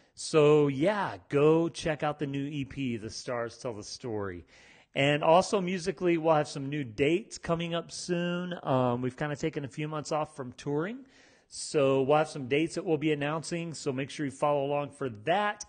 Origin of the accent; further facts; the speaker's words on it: United States; I'm from America. I've lived in America my whole life.